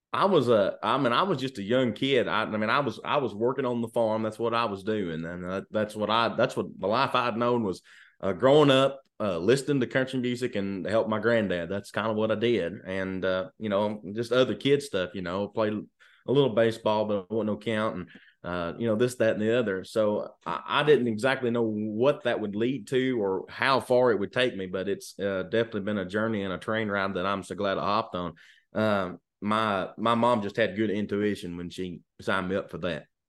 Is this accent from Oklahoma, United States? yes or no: no; Lancaster, Kentucky, United States; I'm from, uh, a little town in Kentucky called Lancaster, Kentucky, which is south of Lexington